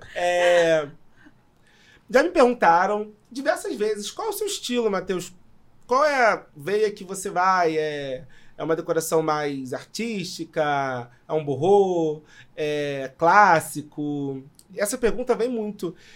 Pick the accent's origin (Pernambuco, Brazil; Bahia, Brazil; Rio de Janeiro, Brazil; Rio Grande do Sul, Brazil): Rio de Janeiro, Brazil; São João de Meriti; eu sou de São João, para quem não conhece, Baixada Fluminense